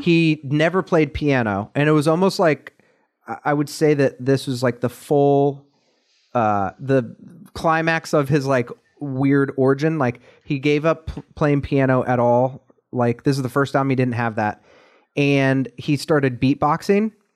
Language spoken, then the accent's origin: English; Columbus, Ohio, United States; my hometown